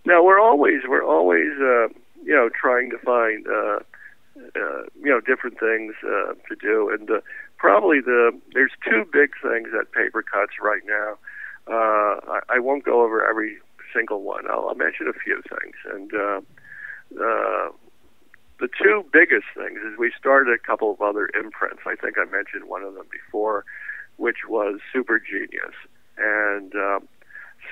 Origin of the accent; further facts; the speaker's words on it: New York City, New York, United States; I'm a New Yorker in the sense that I don't even have a driver's license